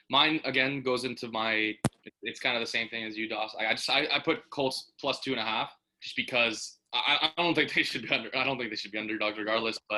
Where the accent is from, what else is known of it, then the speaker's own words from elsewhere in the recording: Canada; We're from Canada. We know about this guy